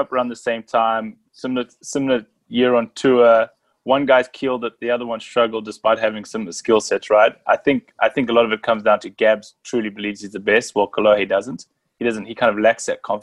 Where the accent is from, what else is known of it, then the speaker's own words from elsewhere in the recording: South Africa; from where I grew up in South Africa